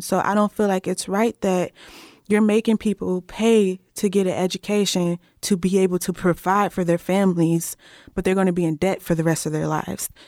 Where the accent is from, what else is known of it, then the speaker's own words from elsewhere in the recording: Cincinnati, Ohio, United States; moved away as an adult; now in Berea, United States; I am from Cincinnati, Ohio, and I am currently a student at Berea College.